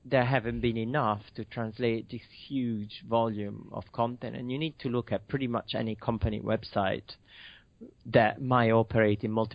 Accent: Milan, Lombardy, Italy; moved away as an adult; now in United Kingdom; Yes, I'm from Milan. I've been in UK for 18 years after university

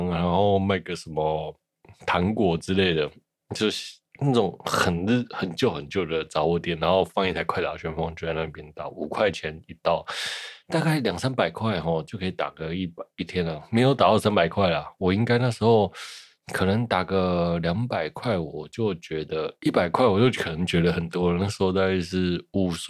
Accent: Shuilin, Yunlin County, Taiwan; 就是我小时候在乡下都没有人嘛，那我就常常去打电动，因为我乡下在云林的云林县水林乡海埔村，那海埔村呢叫做海埔寮

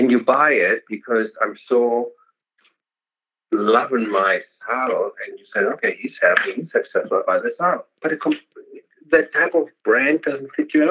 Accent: Germany; I'm from Germany

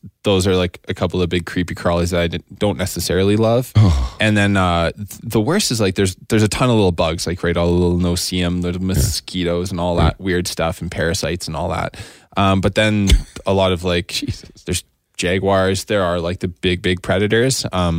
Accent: Alberta, Canada; I'm from Alberta.

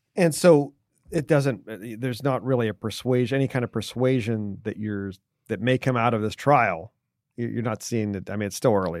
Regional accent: Pittsburgh, Pennsylvania, United States; moved away; I'm from Pittsburgh

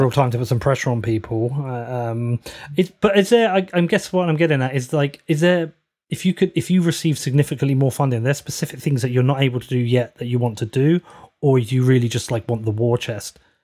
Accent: United Kingdom; being a British citizen

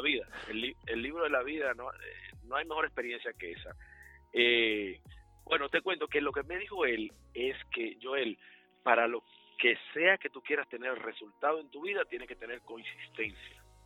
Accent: Dominican Republic; now in Charlotte, United States; como dominicanos específicamente latinos en general, que están haciendo cosas buenas aquí en Carolina del Norte

